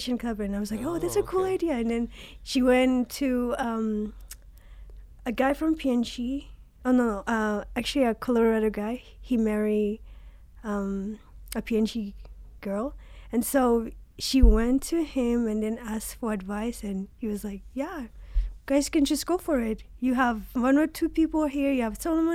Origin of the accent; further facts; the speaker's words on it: Vanuatu; moved away as an adult; now in Hawaii, United States; I was raised in Vanuatu since my mom is from Vanuatu